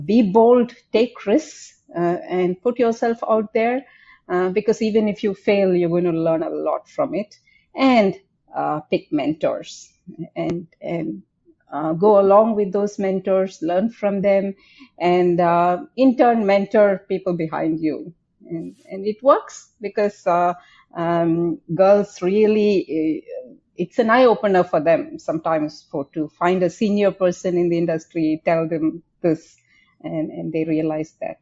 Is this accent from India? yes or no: yes; India; moved away as an adult; now in Singapore; When I grew up in India